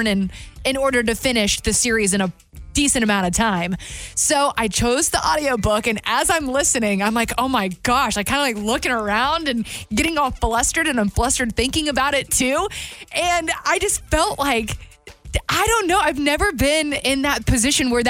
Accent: the South, Southern United States, United States; being a Southerner

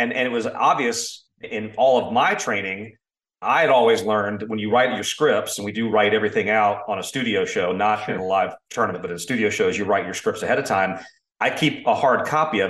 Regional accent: Orlando, Florida, United States; I grew up in Orlando, so we play year round

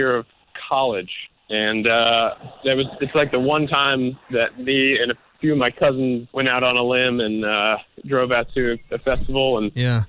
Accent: Northern Virginia, United States; also born or lived in Harrisonburg, Virginia; I grew up in Northern Virginia, right outside of D.C.

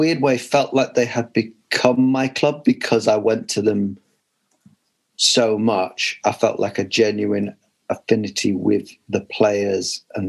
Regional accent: Newcastle upon Tyne, North East England, United Kingdom; moved away; being Geordie expats, which I guess refers to all of us except Paul

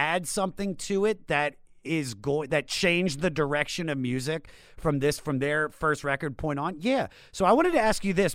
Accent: United States; I grew up right outside of Washington, D.C.

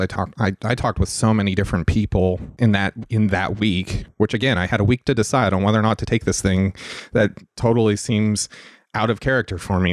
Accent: Salt Lake City, Utah, United States; moved away; originally I'm from Salt Lake City, Utah.

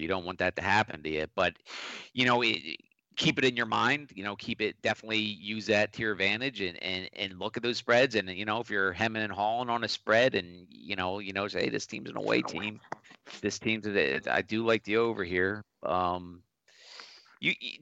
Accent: Philadelphia, Pennsylvania, United States; I'm from Philadelphia

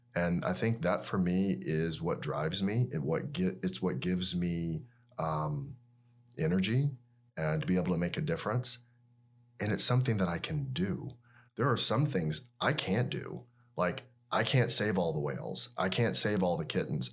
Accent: Atlanta, Georgia, United States; moved away as an adult; also born or lived in Tuscaloosa, Alabama / Seattle, Washington / Birmingham, Alabama; I grew up in Atlanta, Georgia

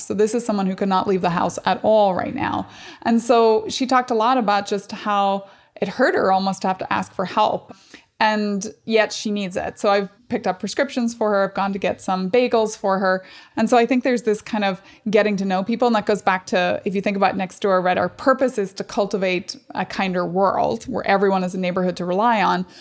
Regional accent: Strabane, Northern Ireland, United Kingdom; moved away; I grew up in Northern Ireland

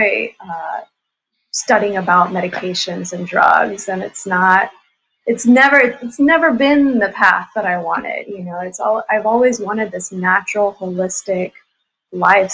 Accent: Dallas, Texas, United States; I was born in Dallas, Texas.

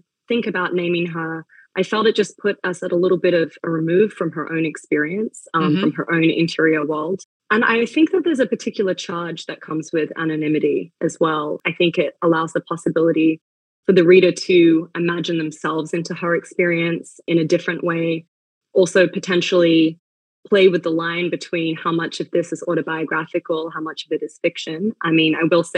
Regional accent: Sydney, New South Wales, Australia; moved away as an adult; also born or lived in Melbourne, Australia; now in New York, United States; I was born in Melbourne, Australia, and raised mainly in Sydney

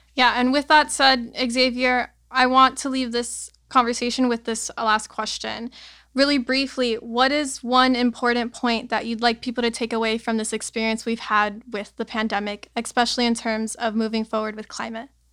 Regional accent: Miami, Florida, United States; growing up in Miami in such a strange place

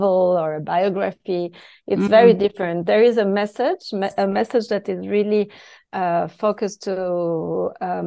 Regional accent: Switzerland; first language French; English is a second language; moved away

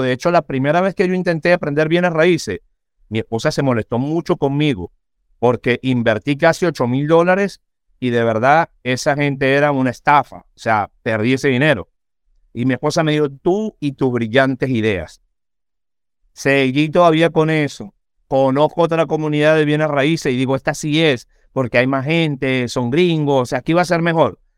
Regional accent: Venezuela; moved away as an adult; now in United States; después de haber pasado por todas las circunstancias que yo pasé en Venezuela, después de haber tenido dos atentados en contra mía por defender presos políticos, en fin, me pasaron un montón de cosas en mi país

